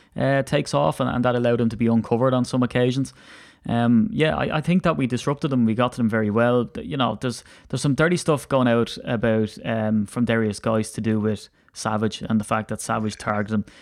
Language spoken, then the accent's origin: English; Ireland; I'm an Irishman